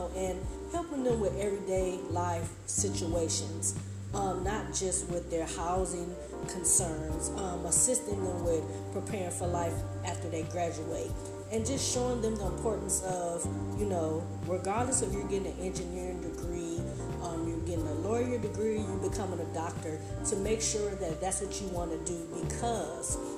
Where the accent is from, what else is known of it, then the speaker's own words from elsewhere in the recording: Detroit, Michigan, United States; moved away as an adult; also born or lived in Ohio / Huntsville, Alabama; I am from Detroit, Michigan, a city girl who's moving down to Alabama to the south